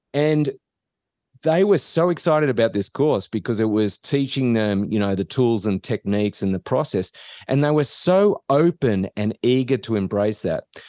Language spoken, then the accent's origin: English; Australia; moved away as an adult; now in United States; I'm not from around here. So, I, I grew up in Australia